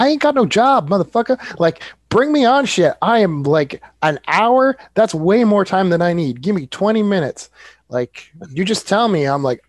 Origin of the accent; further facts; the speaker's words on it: Nova Scotia, Canada; Anyways, I was like, Nova Scotia.